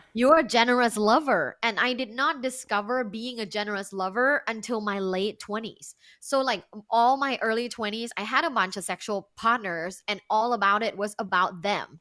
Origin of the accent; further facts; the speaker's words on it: Bangkok, Thailand; English is a second language; moved away as an adult; now in United States; I am uh, originally from Thailand. Uh, I was born and I grew up in Bangkok, which is big.